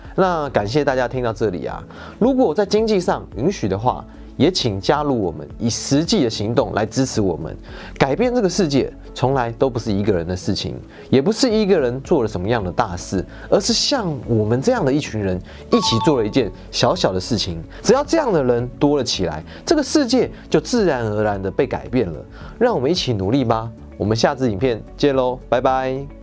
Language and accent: Chinese; Taiwan; 我们是台湾人